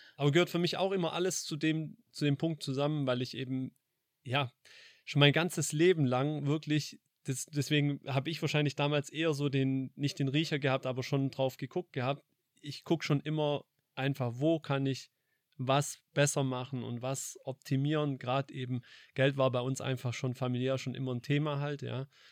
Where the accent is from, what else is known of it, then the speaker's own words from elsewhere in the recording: Heppstraße, Baden-Württemberg, Germany; groß geworden in der Heppstraße